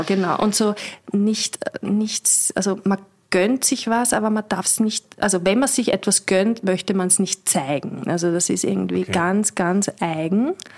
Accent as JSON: {"language": "German", "region": "Vienna", "country": "Austria", "also_born_or_lived": "Weinviertel", "moved": "yes", "said": "Ich komme aus Strebersdorf."}